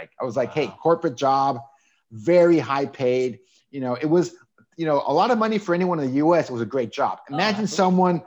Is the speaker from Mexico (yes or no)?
yes; Tijuana, Baja California, Mexico; accent: Southern California; born and raised in Tijuana, Mexico, on the border with the U.S.